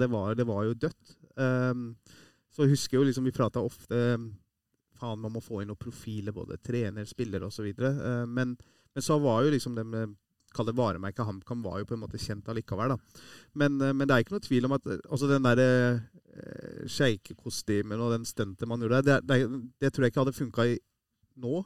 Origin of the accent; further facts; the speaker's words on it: Iran; now in Norway; vi som er fra Iran